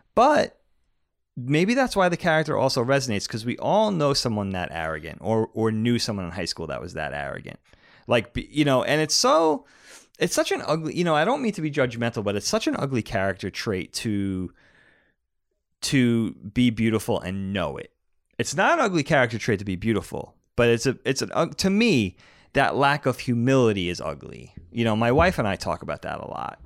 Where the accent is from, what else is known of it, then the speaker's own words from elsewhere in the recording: East Coast, United States; we grew up on the East Coast.